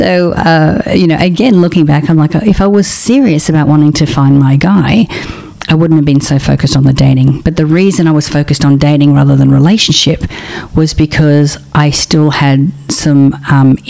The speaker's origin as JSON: {"language": "English", "country": "Australia", "moved": "yes", "lives_now": "Los Angeles, United States", "said": "I'm an Australian"}